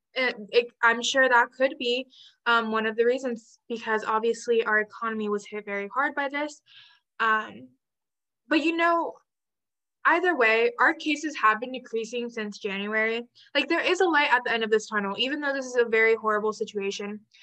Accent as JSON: {"language": "English", "region": "Texas", "country": "United States", "said": "As a Texan"}